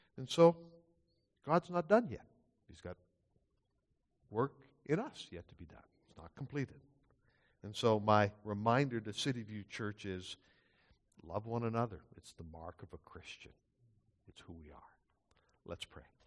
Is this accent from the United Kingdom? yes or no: yes; Scotland, United Kingdom; now in Canada; I'm not Dutch, I'm Scottish